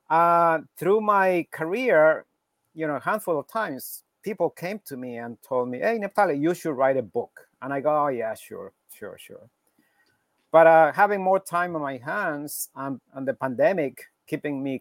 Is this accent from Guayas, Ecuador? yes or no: no; Quito, Pichincha, Ecuador; now in New York, United States; originally from Ecuador, from Quito, Ecuador in South America.